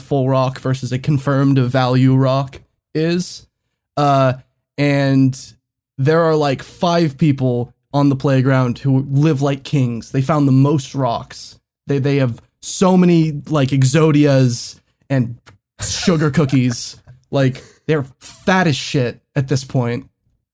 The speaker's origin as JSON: {"language": "English", "country": "United States", "said": "We're fucking American"}